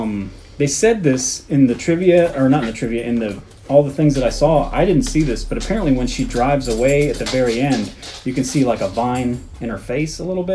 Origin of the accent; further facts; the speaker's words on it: United States; we're American